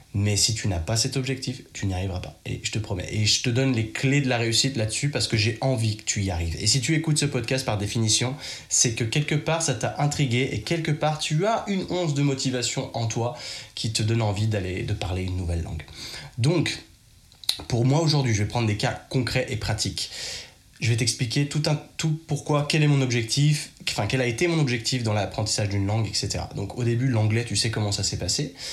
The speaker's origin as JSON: {"language": "French", "town": "Chambéry", "region": "Auvergne-Rhône-Alpes", "country": "France", "accent": "very French", "moved": "yes", "said": "je suis de Chambéry, donc c'est pas très grand."}